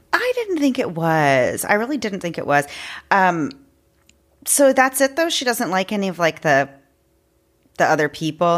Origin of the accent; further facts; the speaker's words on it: Houston, Texas, United States; we're from Houston, which is a huge city